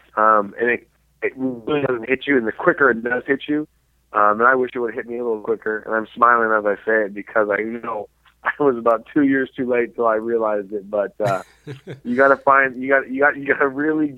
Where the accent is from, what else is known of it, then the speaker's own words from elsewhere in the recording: Seattle, Washington, United States; now in Houston, United States; growing up in Seattle